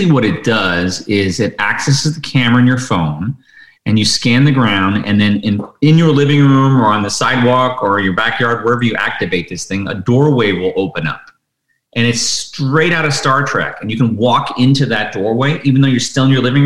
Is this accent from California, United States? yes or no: no; Detroit, Michigan, United States; I grew up in Detroit in the 70s